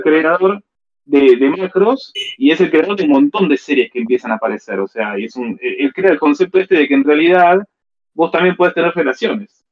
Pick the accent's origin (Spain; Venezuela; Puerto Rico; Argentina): Argentina